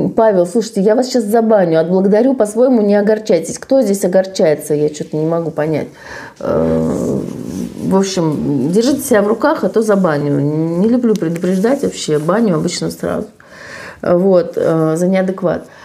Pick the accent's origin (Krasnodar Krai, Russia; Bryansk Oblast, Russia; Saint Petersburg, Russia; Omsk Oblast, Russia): Saint Petersburg, Russia; я из Санкт-Петербурга